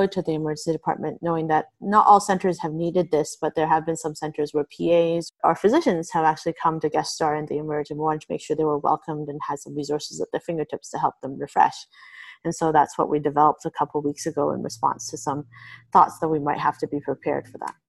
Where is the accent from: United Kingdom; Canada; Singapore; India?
Canada; we are actually Canadian